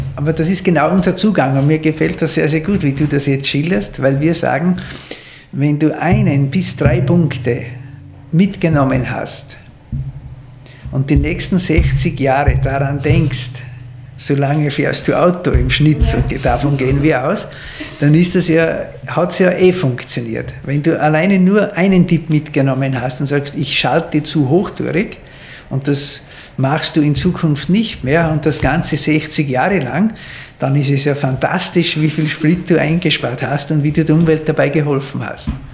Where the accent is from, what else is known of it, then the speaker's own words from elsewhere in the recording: Austria; wie wir Österreicher sagen